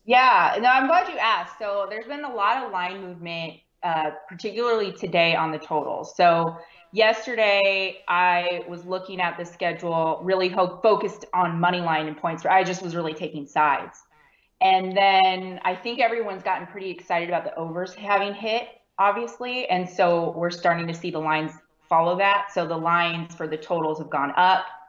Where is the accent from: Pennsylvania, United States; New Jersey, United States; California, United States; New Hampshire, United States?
California, United States; now in Texas, United States; I'm actually from California. So, I was born and raised California